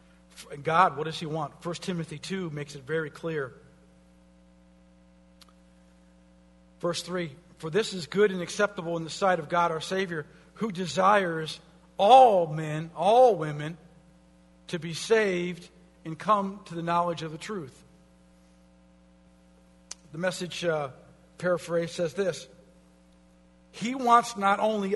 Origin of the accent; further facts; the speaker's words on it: United States